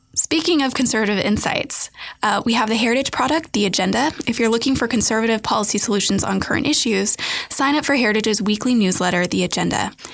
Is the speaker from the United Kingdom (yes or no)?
no; New Mexico, United States; now in Washington, D.C., United States; I went home to see my family in New Mexico.